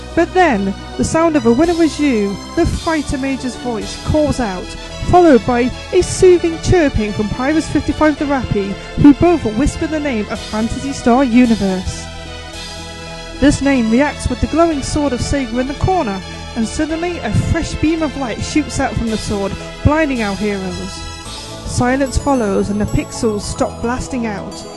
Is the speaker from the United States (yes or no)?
no; Newcastle upon Tyne, North East England, United Kingdom; accent: Geordie; I am a Geordie